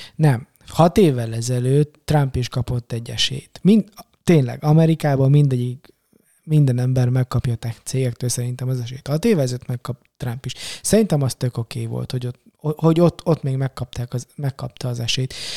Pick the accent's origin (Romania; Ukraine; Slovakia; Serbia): Romania; now in Hungary; Románia, tudod, kommunizmus, meg Ceausescu diktatúra, és és magyarként, meg keresztényként, meg mit tudom én, egy csomó szempontból ilyen kisebbség vagyok, meg voltam